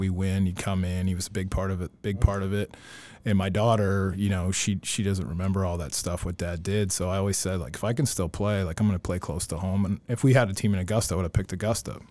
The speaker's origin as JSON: {"language": "English", "region": "Ontario", "country": "Canada", "tie": "born or raised there", "also_born_or_lived": "Milton, Ontario", "moved": "yes", "said": "grew up in Milton, Ontario, um, till end of fifth grade"}